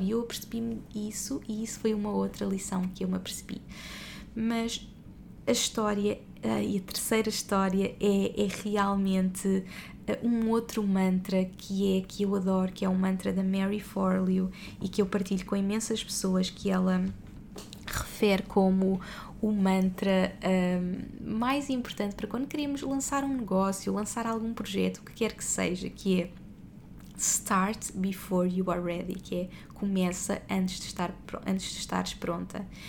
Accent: Portugal; now in Dubai, United Arab Emirates; nós somos portugueses pelo mundo e neste momento estamos no Dubai, já vivemos em vários países

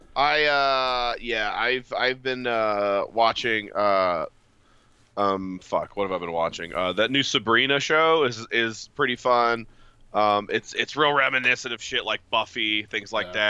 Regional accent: West Virginia, United States; I'm from West Virginia

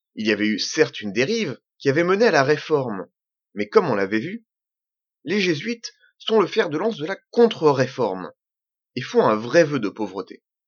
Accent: Normandy, France; je suis normand je suis pied-noir je suis français

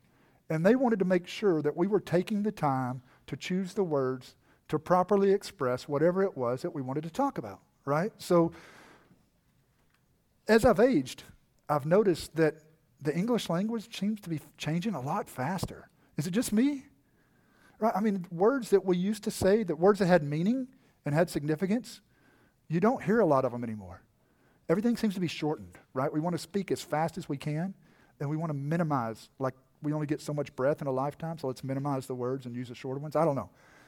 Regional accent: Texas, United States; when I was a young boy and I was growing up in East Texas, I spoke much differently than I do now. Not only did I have a much more pronounced accent, right?

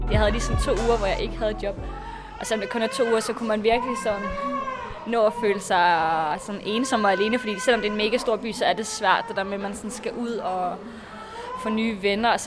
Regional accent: Varde, Southern Denmark, Denmark; moved away as an adult; now in Berlin, Germany; Jeg er 20 år gammel. Jeg kommer fra Varde i Jylland, men bor nu i Berlin.

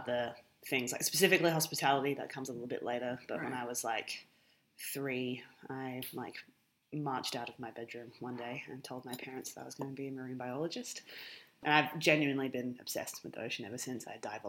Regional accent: Alice Springs, Northern Territory, Australia; moved away as an adult; having been born and raised in Alice Springs

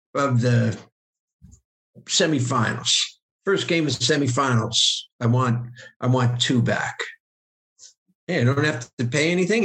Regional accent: Bowling Green, Ohio, United States; moved away; also born or lived in Pennsylvania; I'm an American. I was born in Bowling Green, Ohio. My parents are from Pennsylvania

